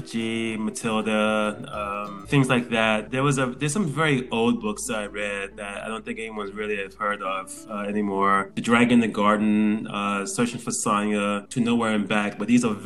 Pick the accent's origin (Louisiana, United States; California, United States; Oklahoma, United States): Louisiana, United States; New Orleans; moved away as an adult; also born or lived in Jeju, South Korea; now in South Korea; I'm from America, but I'm originally from a place called New Orleans, Louisiana